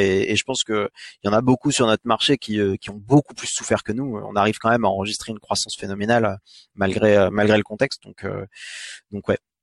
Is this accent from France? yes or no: yes; France; also born or lived in United States; on est français